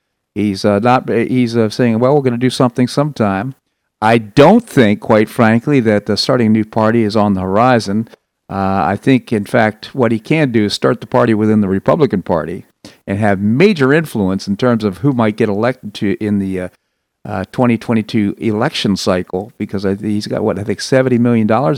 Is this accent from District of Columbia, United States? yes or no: yes; Washington, District of Columbia, United States; I grew up in Washington, D.C.